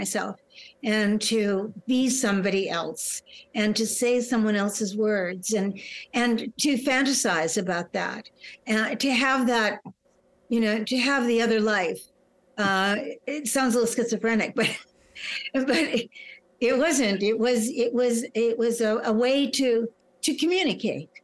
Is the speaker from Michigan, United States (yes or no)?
yes; Farmington, Michigan, United States; moved away; also born or lived in Norway / California; I was raised in Farmington.